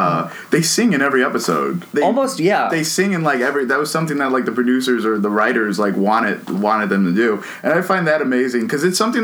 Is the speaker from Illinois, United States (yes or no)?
yes; Chicago, Illinois, United States; I grew up in Chicago, grew up in a kind of bad neighborhood